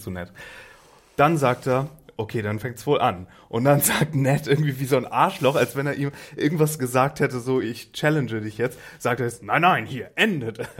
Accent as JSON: {"language": "German", "region": "Northern Germany", "country": "Germany", "said": "Ich komme zwar auch aus dem Norden"}